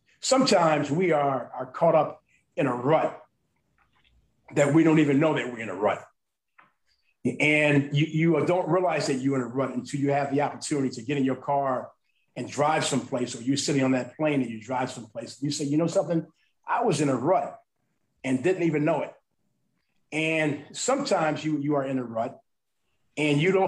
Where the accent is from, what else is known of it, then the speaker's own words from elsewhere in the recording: Chicago, Illinois, United States; moved away as an adult; also born or lived in Harlem, New York; now in New York, United States; grew up in Woodlawn in Chicago